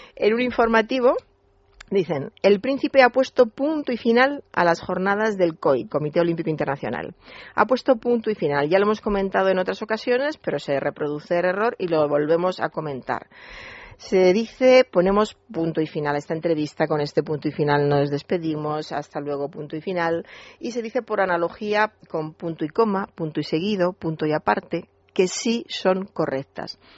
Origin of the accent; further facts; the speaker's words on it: Toledo, Castilla-La Mancha, Spain; yo soy toledana